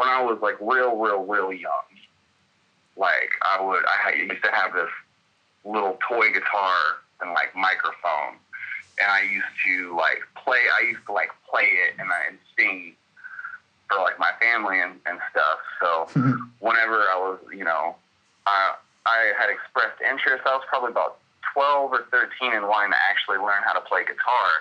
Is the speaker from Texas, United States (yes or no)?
yes; Denton, Texas, United States; I'm from Denton, Texas. I grew up in the DFW